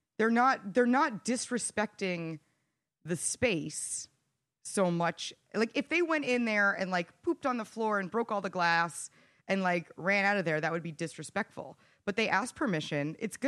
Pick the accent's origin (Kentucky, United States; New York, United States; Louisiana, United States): New York, United States; New York City